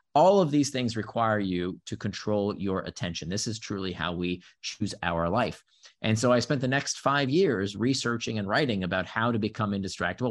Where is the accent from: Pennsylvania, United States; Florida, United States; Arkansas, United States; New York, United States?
Florida, United States; Central; first language Hebrew; also born or lived in Israel; I grew up in Central Florida.